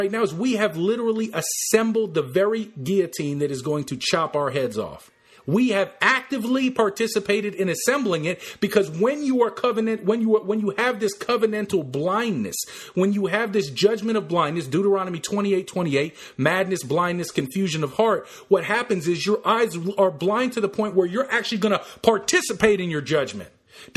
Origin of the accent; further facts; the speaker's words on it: United States; as American Christians